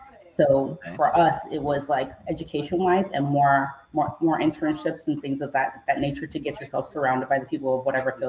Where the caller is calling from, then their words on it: Jacksonville, Florida, United States; I am in Jacksonville, Florida.